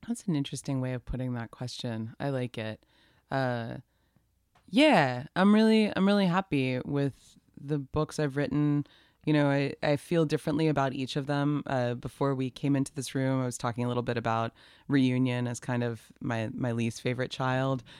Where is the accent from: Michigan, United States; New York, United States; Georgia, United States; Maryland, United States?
Georgia, United States; Atlanta; I'm from Atlanta. I was born there, raised there